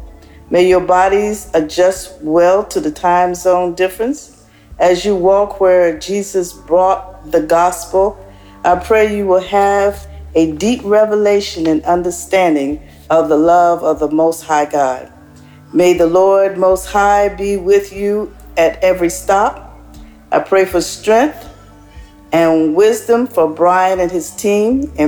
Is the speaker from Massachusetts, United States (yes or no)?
no; Maryland, United States; now in North Carolina, United States; from North Carolina. I was originally from Maryland